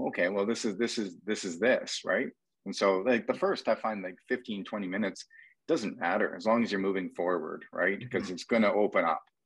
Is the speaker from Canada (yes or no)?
yes; Canada; accent: Canadian; my Canadian accent